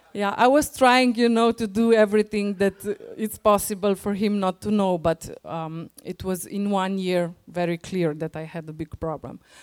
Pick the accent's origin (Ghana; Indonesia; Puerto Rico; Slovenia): Slovenia; English is a second language; We are coming from Slovenia.